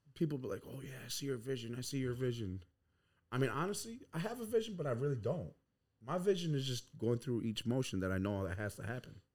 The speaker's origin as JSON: {"language": "English", "town": "Sanborn", "region": "New York", "country": "United States", "tie": "born or raised there", "said": "growing up on, uh, Tuscarora territory on Sanborn, New York"}